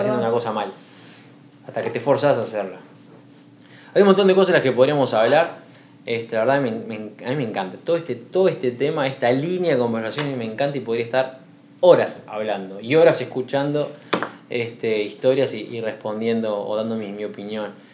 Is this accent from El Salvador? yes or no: no; Uruguay; now in Sweden; en Uruguay, en mi tierra natal